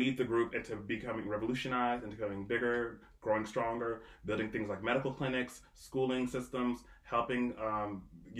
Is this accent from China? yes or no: no; Canada; growing up in Canada